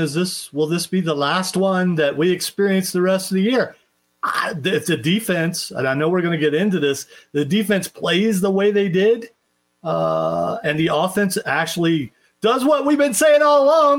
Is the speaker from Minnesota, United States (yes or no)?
no; Ohio, United States; I'm from Ohio.